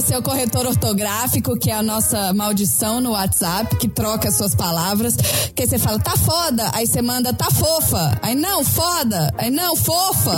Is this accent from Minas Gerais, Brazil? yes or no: yes; Belo Horizonte, Minas Gerais, Brazil; moved away; sou de Belo Horizonte